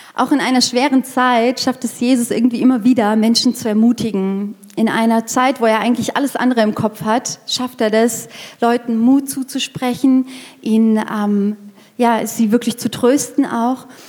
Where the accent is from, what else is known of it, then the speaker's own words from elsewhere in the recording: near Frankfurt, Hesse, Germany; moved away as an adult; also born or lived in Erlangen / Fürth; now in Nuremberg, Germany; Ich komme eigentlich aus Hessen, aus der Nähe von Frankfurt